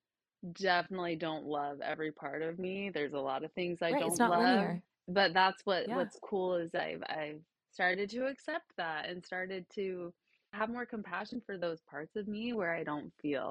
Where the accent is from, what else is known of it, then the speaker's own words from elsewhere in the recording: Utah, United States; I grew up in Utah, so there's not a ton of diversity